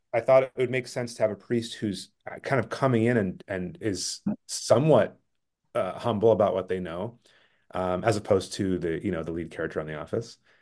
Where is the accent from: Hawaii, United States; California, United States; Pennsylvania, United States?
California, United States; Bay Area; I grew up in the Bay Area, in California